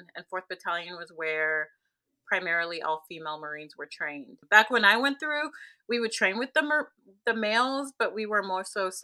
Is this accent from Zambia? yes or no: yes; Zambia; now in United States; So I came from Zambia. It's a Central African country, landlocked.